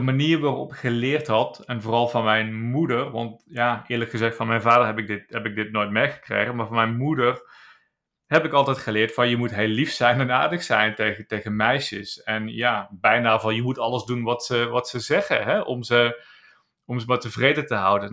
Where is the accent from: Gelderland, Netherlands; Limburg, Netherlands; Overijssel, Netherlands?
Limburg, Netherlands; Landgraaf; geboren in Zuid-Limburg, een klein plaatsje in Landgraaf. En ik ben daar opgegroeid